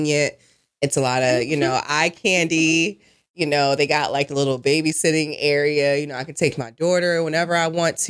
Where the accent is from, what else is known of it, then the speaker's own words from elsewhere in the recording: New Jersey, United States; I'm from Jersey